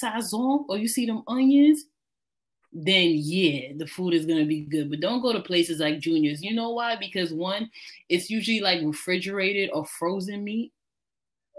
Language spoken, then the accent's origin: English; New York, United States; as a New Yorker